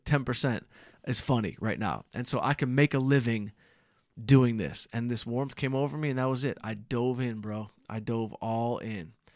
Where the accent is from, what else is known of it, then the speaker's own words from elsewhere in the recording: Southfield, Michigan, United States; now in Los Angeles, United States; from Southfield, Michigan